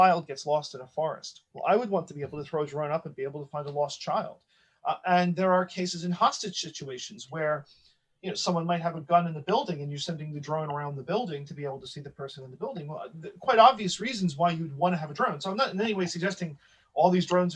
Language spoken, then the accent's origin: English; United States; as an American